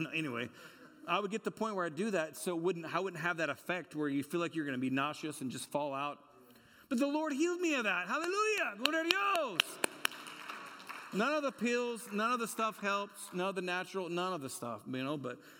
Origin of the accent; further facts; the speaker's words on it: California, United States; You met so-and-so, and I'm from California.